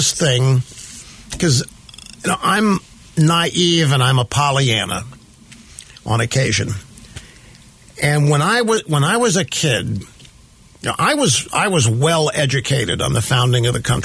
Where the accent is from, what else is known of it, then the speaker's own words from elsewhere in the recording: Missouri, United States; moved away; also born or lived in Sacramento / New York; I grew up in the Midwest in Missouri